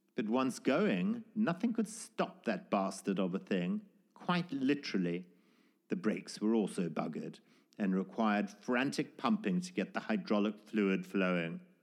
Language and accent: English; Zimbabwe; born or raised there